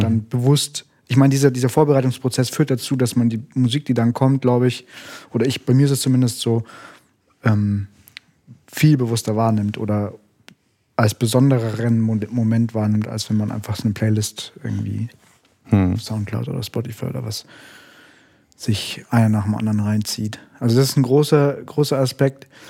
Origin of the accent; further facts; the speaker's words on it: Munich, Bavaria, Germany; ich bin in München aufgewachsen